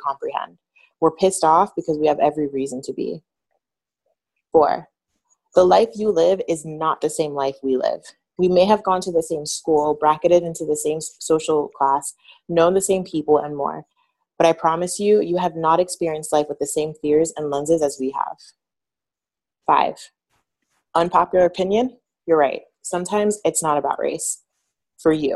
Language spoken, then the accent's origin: English; New York, United States; moved away as an adult; now in South Florida, United States; I'm originally from New York, but I moved when I was 20, moved back, I should say